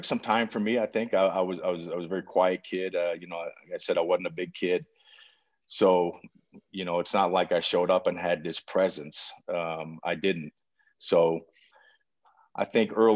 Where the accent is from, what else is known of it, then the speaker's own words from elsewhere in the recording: outside New York City, United States; moved away as an adult; also born or lived in Chapel Hill, North Carolina; I grew up right outside New York City, about 30, 35 miles northwest of the city